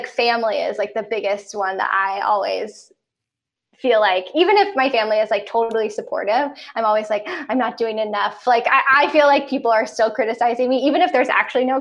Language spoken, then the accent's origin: English; outside of Baltimore, Maryland, United States; moved away as an adult; also born or lived in New York; now in Los Angeles, United States; I grew up mostly outside of Baltimore, Maryland